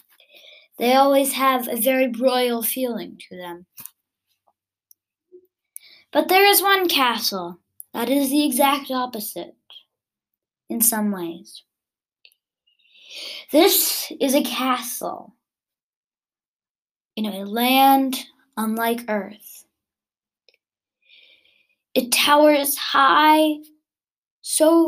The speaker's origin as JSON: {"language": "English", "country": "United States", "said": "I'm actually American"}